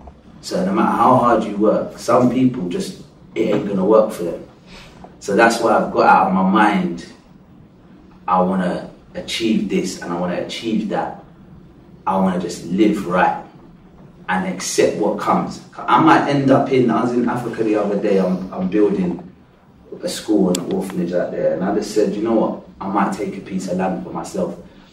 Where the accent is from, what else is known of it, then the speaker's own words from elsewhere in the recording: England, United Kingdom; So because I come from England, and because my mum and dad is Christian and their parents were Christian